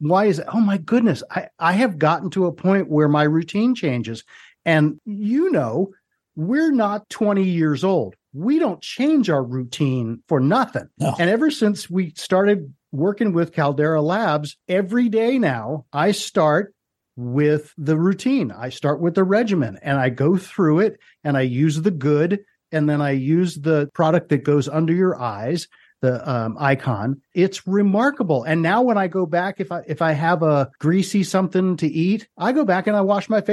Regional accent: Philadelphia, Pennsylvania, United States; also born or lived in Cherry Hill, New Jersey; I grew up in Philadelphia and lived in Cherry Hill

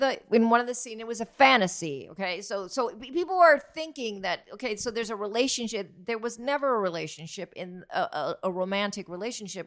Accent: Miami, Florida, United States; This is my hometown.

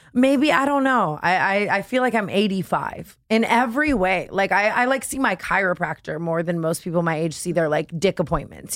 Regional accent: Las Vegas, Nevada, United States; moved away; I grew up in Vegas, which is why I'm insane

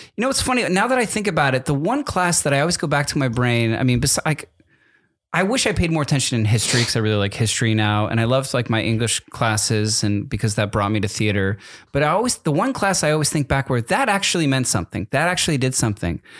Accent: East Coast, United States; moved away; I grew up on the East Coast and we only had Dunkin' Donuts

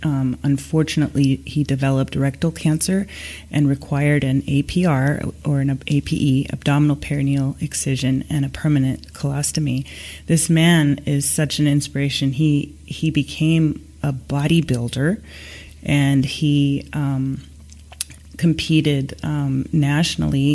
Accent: Seattle, Washington, United States; hosting everybody in my hometown

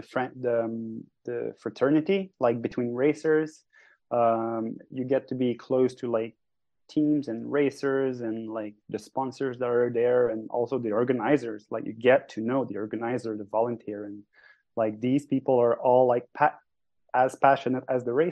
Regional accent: Sentier du Moulin hometown, Quebec, Canada; English is a second language; Sentier du Moulin, which is in my hometown, where I do coach and guide people

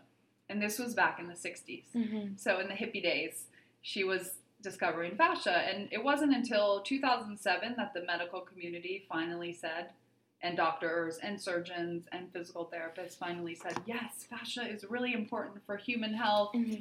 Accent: Northern California, United States; I grew up in Northern California

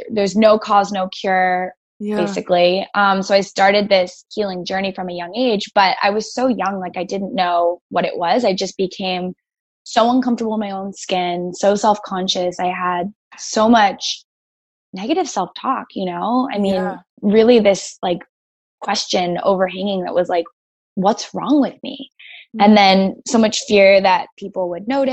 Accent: Greenwich, Connecticut, United States; born or raised there

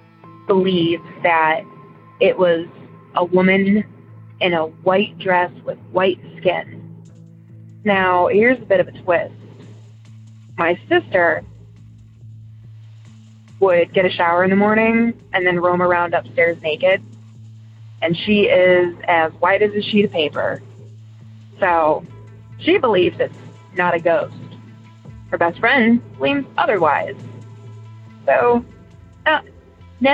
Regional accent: Ohio, United States; also born or lived in Elyria, Ohio / Geauga County, Ohio; I'm from Ohio, originally from an area called Elyria, which is a pretty big city-ish area. And I moved to an area with my family when I was in first grade, in a place called Jug County.

